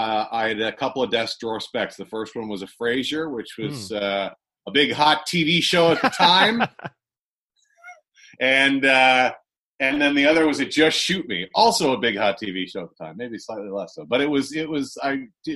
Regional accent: Toronto, Ontario, Canada; moved away as an adult; now in United States; I spent most of my life in Scarborough, which is a suburb of Toronto. And I grew up there

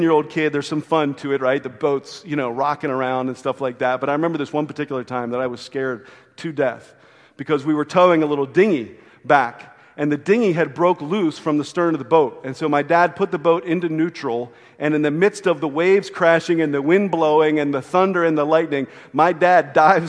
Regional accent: Maryland, United States; growing up on the Chesapeake Bay

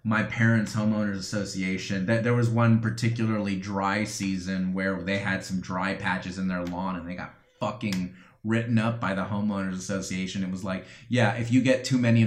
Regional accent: New Jersey, United States; moved away; also born or lived in North Carolina; I was born in New Jersey

